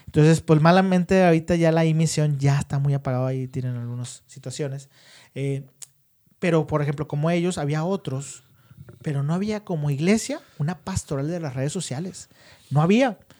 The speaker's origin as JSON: {"language": "Spanish", "town": "Monterrey", "region": "Nuevo León", "country": "Mexico", "said": "La mayoría sí somos de Monterrey"}